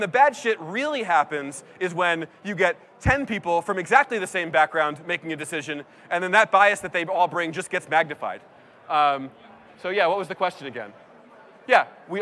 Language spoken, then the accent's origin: English; East Coast, United States; now in San Francisco, United States; I grew up on the East Coast